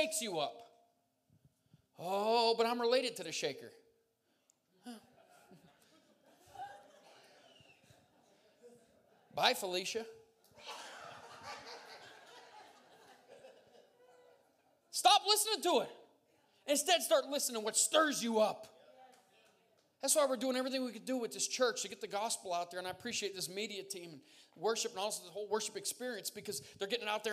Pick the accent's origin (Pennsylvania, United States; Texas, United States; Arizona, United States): Pennsylvania, United States; Montdale, Tompkinsville; I'm from Montdale. Tompkinsville, to be exact